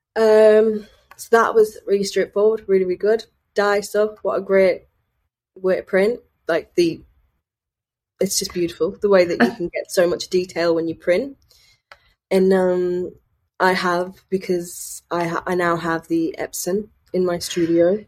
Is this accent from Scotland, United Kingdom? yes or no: no; Sunderland, North East England, United Kingdom; I'm from Sunderland